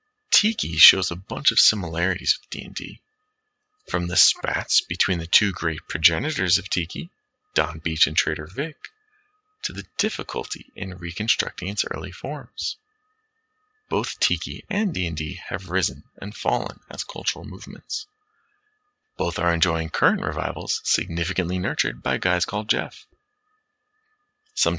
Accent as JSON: {"language": "English", "region": "South West England", "country": "United Kingdom", "tie": "born or raised there", "said": "I grew up in Cornwall, far from the matrix that spawned D&D, while being confusingly close to the imagined source of its medievalish elements."}